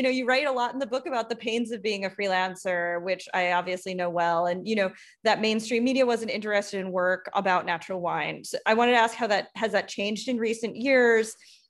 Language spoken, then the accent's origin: English; Long Island, New York, United States; also born or lived in Brooklyn; I grew up on Long Island